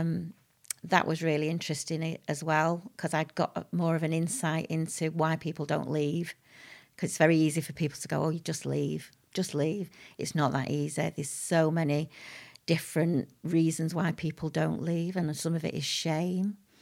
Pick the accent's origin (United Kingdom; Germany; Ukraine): United Kingdom; Manchester, North West England; also born or lived in Harpurhey, Manchester / Whitefield; I was born in Crumsall Hospital, which is now North Manchester, uh, General